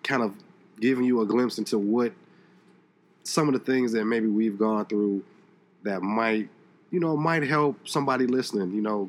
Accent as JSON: {"language": "English", "town": "Chicago", "region": "Illinois", "country": "United States", "tie": "born or raised there", "moved": "as an adult", "lives_now": "Seattle, United States", "said": "as a young man growing up in Chicago"}